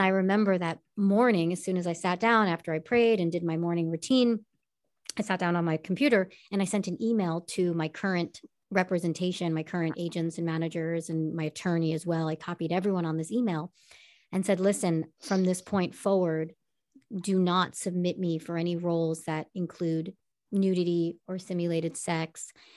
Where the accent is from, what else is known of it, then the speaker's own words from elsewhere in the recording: Long Island, New York, United States; now in Los Angeles, United States; I'm born and raised in Long Island, New York